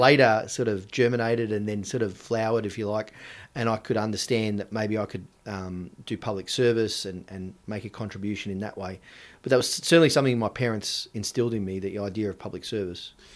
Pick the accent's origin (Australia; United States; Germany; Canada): Australia; I was born in Australia